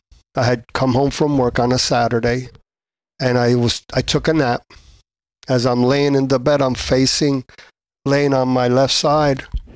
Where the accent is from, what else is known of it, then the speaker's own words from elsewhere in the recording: Adjuntas, Puerto Rico; Well, I was born in Puerto Rico, Adjuntas, Puerto Rico.